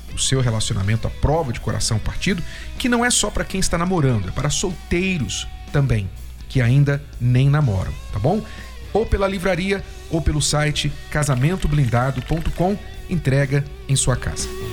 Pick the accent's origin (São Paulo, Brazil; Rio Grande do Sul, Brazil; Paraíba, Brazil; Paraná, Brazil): São Paulo, Brazil; Jundiaí; Sou de Jundiaí